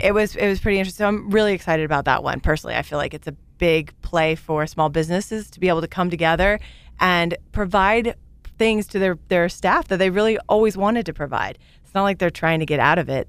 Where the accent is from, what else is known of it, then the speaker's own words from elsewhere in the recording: Great Bend, Kansas, United States; I grew up in Great Bend, Kansas.